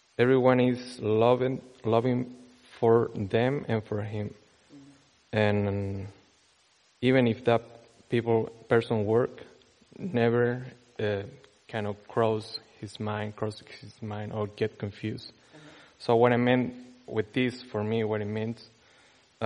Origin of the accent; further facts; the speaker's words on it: Chile; moved away; I'm from Chile